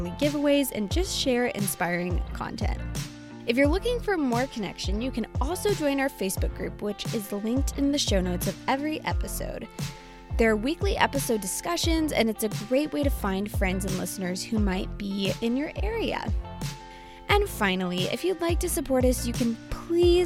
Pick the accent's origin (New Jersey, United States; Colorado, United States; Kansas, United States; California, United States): Kansas, United States; Wichita; my family's from the Wichita area